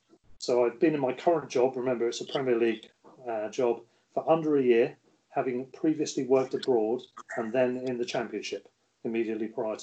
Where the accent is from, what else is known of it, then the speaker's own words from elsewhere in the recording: Solihull, West Midlands, United Kingdom; born there; But I'm English and I was born in Solihull near Birmingham.